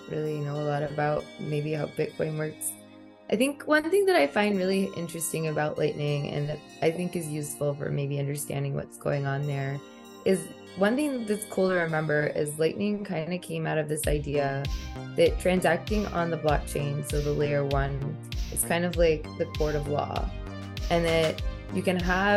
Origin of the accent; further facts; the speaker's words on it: Texas, United States; I live in Texas. I'm from Texas originally